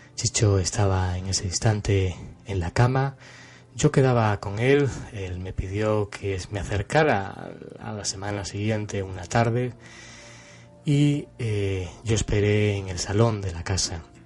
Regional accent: Cáceres, Extremadura, Spain; fui con él a Cáceres, eh, a mi ciudad natal

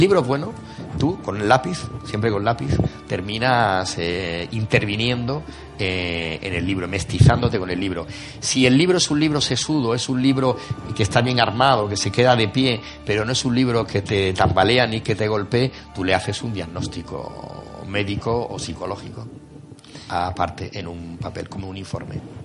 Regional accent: Granada, Andalusia, Spain; como buen granadino, que a todos nos persigue el fantasma de Lorca

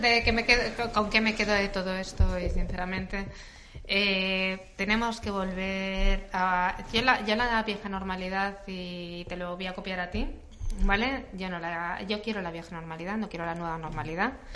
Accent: Madrid, Community of Madrid, Spain; yo soy madrileña

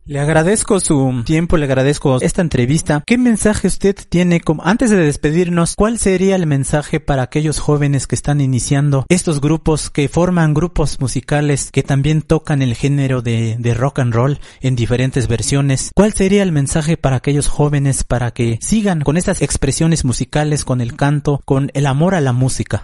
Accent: Mixe, Oaxaca, Mexico; first language Mixe (Ayüük); Spanish is a second language; now in Mexico City, Mexico; nuestra lengua materna que es el ayuk. Muchos de mis compañeros, de mis paisanos que son residentes

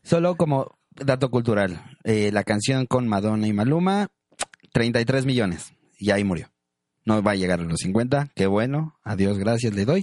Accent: Monterrey, Nuevo León, Mexico; a nosotros en Monterrey es la cumbia rebajadita, que es como la famosa cumbia de Monterrey

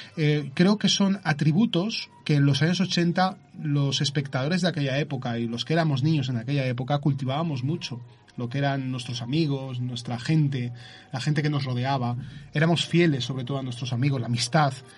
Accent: Zaragoza, Aragon, Spain; soy de Zaragoza, pero eh, curiosamente viajo cada 15 días a, Vilanova y la Yeltrú

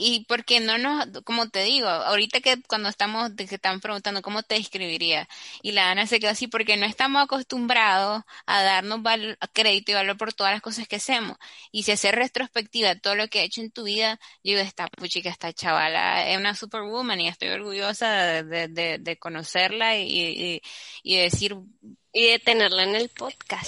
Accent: Nicaragua; also born or lived in Barcelona; como somos los nica

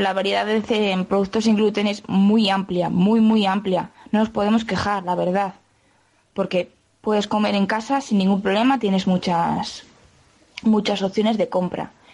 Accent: Quintanilla del Agua, Castile and León, Spain; soy de Quintanilla del Agua.

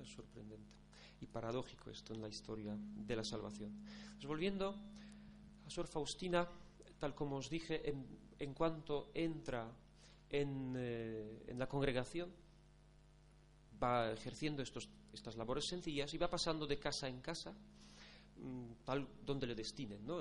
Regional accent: Poland; moved away as an adult; now in Spain; yo llevo nueve años en España aunque no, es que sea de origen polaco, como dijo Carmen, sino soy polaco

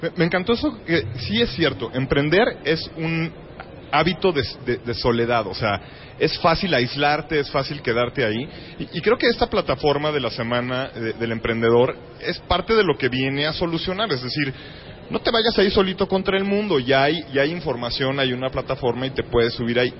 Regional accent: Mexico

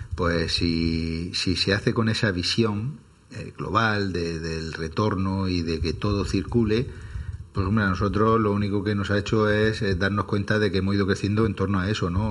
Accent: Archena, Region of Murcia, Spain; now in Murcia, Spain; Nosotros somos de la Algaida, que es una pedanía de Archena

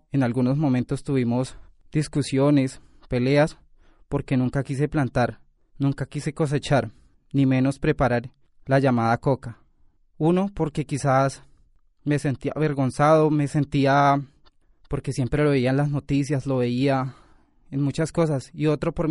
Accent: Chile; also born or lived in Colombia; Yo siempre me río y les digo, es lo que soy, mitad chileno y mitad colombiano.

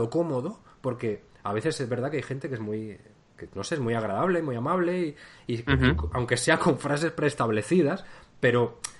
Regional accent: Spain; Pero sí que soy de España

